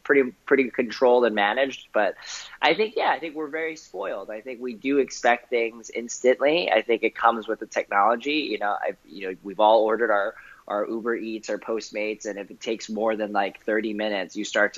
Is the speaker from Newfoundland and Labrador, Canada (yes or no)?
no; Vancouver, British Columbia, Canada; I grew up in Canada, in Vancouver